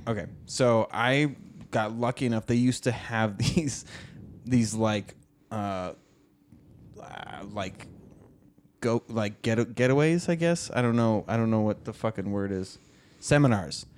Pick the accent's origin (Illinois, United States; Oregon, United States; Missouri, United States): Oregon, United States; born or raised there